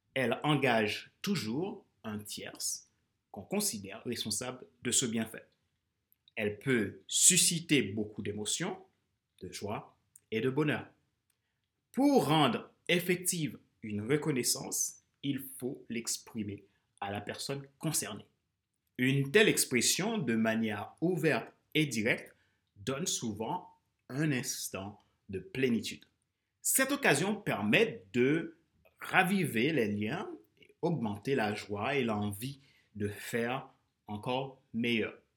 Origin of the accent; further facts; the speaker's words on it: Haiti; now in France; mon pays d'origine, Haïti, et ma terre d'accueil, la France, qui est devenue mon pays